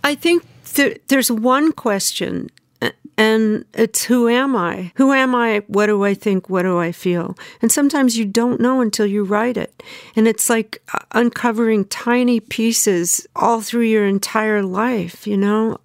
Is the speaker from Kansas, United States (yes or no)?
no; Southern California, United States; moved away as an adult; also born or lived in Memphis, Tennessee; now in New York, United States; I grew up in Southern California